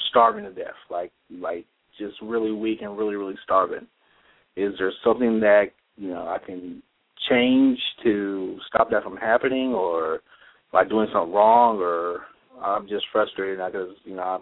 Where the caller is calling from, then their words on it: California, United States; Hey, I, uh … from California.